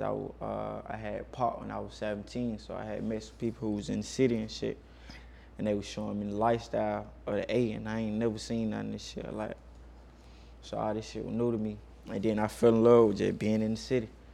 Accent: Macon, Georgia, United States; now in Atlanta, United States; growing up in Macon

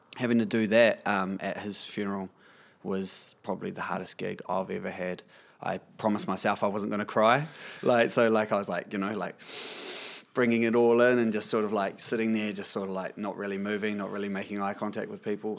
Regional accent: Kapiti Coast, Wellington, New Zealand; Born and bred on the Kapiti coast, I am a working musician

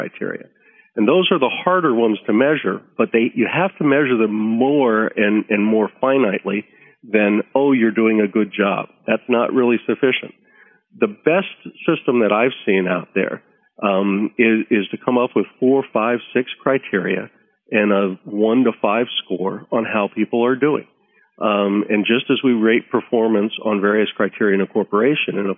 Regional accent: United States; being American

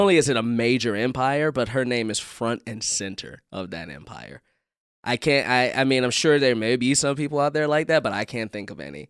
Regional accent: Chicago, Illinois, United States; being a Chicagoan

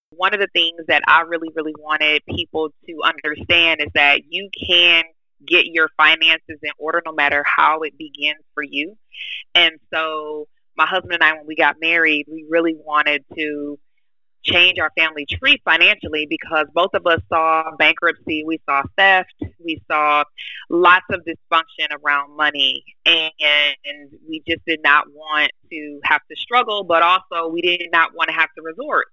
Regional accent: Michigan, United States; originally, I was born in Michigan

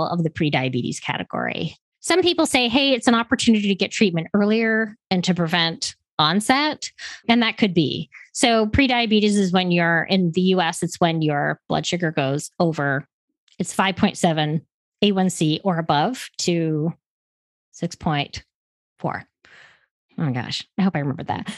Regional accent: Canada; moved away as an adult; now in United States; I'm originally from Canada

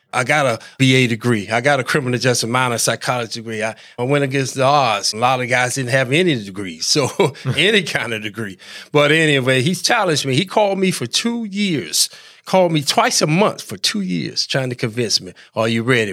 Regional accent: Hamlet, North Carolina, United States; moved away as an adult; also born or lived in New York; I'm from North Carolina, Larry, originally, a little town called Hamlet, North Carolina.

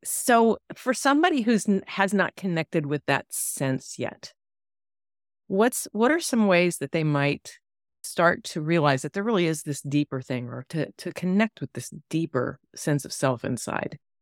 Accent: East Coast, United States; moved away; I grew up on the East Coast, and it's, you know, overpopulated and highways

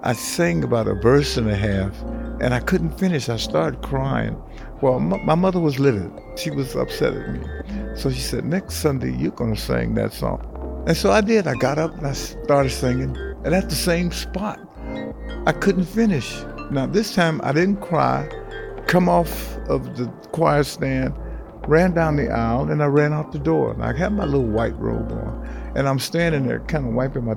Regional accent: Detroit, Michigan, United States; Born in Detroit, raised in Detroit

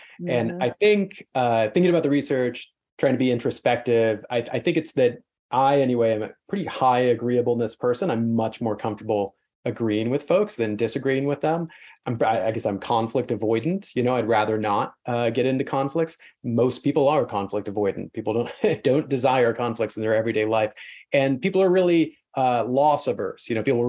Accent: South Carolina, United States; also born or lived in Kansas; I grew up in South Carolina and Kansas in the 80s and the 90s.

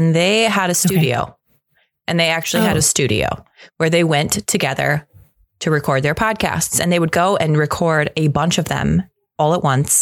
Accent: Pacific Northwest, United States; I am from the Pacific Northwest, my friend. This is microbrew territory

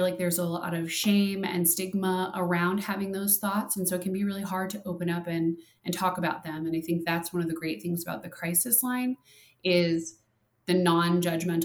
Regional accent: Minnesota, United States; now in Arizona, United States; I'm from Minnesota

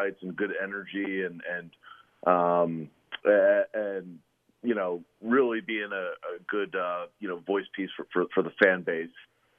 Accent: the Bay Area, California, United States; I grew up in the Bay

